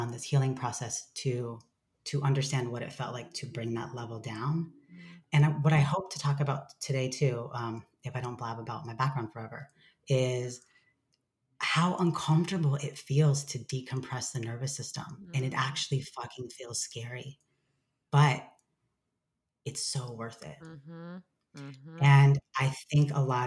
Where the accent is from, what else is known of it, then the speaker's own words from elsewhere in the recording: Lancaster, California, United States; I grew up in Southern California in a really small town called Lancaster, part of the Mojave Desert